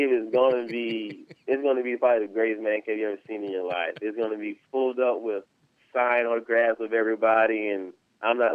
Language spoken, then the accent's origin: English; South Carolina, United States; me and Trap, we're we're really great friends, and we're both from the South Carolina area.